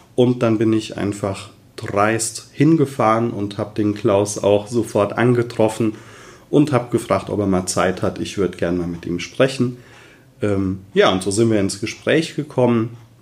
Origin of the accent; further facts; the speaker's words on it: Westerwald, Rhineland-Palatinate, Germany; komme aus dem wunderschönen Westerwald